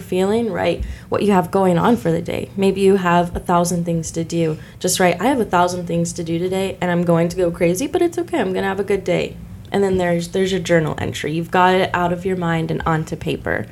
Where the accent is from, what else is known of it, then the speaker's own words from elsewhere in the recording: Decatur, Illinois, United States; I was born here in Decatur, Illinois, born and raised